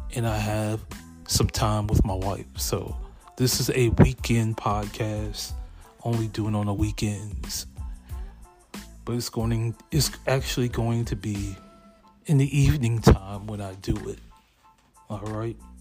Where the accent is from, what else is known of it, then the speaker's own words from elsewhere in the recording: Lexington Park, Maryland, United States; also born or lived in Hampton, Virginia; I grew up in Lexington Park, Maryland.